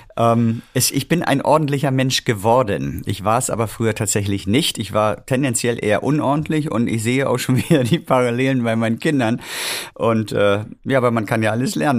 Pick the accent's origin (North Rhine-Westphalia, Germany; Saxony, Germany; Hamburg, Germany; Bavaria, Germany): Hamburg, Germany; moved away as an adult; also born or lived in Winterhude, Hamburg; Ich komme wirklich mitten aus der Stadt. Ich bin in Roterbaum, Havestehude groß geworden